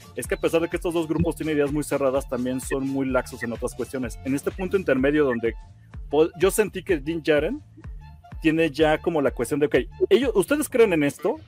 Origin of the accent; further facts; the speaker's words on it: Mexico; como mexicano